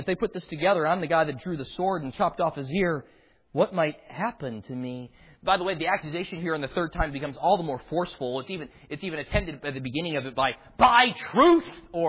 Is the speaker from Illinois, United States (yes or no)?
yes; Chicago, Illinois, United States; now in Houston, United States; Now, I can remember the incessant pokes when I moved from Chicago down to Houston and my accent giving that away all the time.